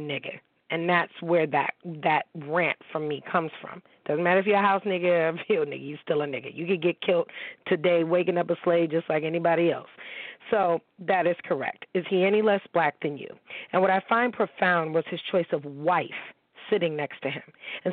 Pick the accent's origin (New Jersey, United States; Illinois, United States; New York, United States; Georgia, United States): New York, United States; Niagara Falls; I grew up in Niagara Falls, okay, New York